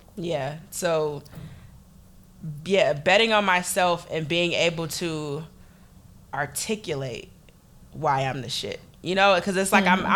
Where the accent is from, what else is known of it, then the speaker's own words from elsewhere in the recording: Detroit, Michigan, United States; I'm from Detroit